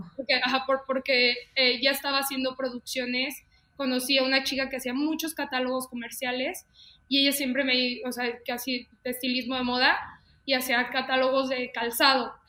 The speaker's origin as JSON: {"language": "Spanish", "town": "León", "region": "Guanajuato", "country": "Mexico", "said": "Soy de León, Guanajuato. Mucha gente luego piensa que soy de la Ciudad de México, pero soy de León, Guanajuato, aquí en mi bonito Londres."}